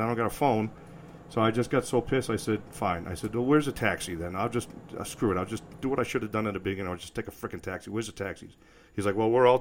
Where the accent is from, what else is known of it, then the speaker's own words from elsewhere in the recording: New England, United States; moved away as an adult; now in Colorado Springs, United States; growing up in New England